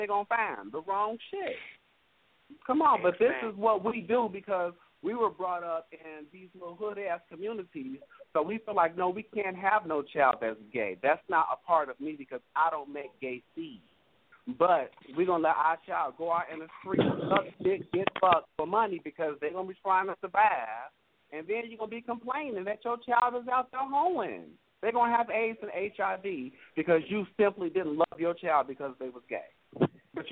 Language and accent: English; Gary, Indiana, United States; I'm from Gary